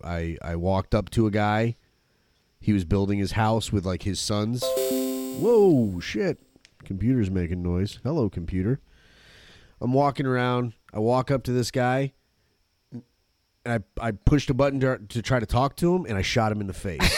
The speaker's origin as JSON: {"language": "English", "town": "Flint", "region": "Michigan", "country": "United States", "tie": "born or raised there", "moved": "yes", "lives_now": "Florida, United States", "said": "I was born in Flint, Michigan."}